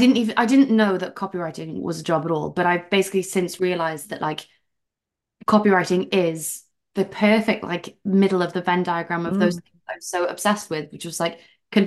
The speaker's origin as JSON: {"language": "English", "region": "South Wales", "country": "United Kingdom", "also_born_or_lived": "London", "moved": "as an adult", "lives_now": "Amsterdam, Netherlands", "said": "I am from Wales originally, South Wales, which you could probably hear in my accent. And I moved to London when I was 21"}